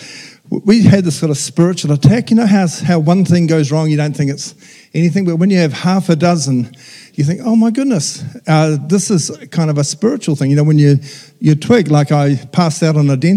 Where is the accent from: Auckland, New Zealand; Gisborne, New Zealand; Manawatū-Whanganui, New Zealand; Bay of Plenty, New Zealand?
Manawatū-Whanganui, New Zealand; Whanganui; I went to my hometown's Whanganui, so I went to my parish church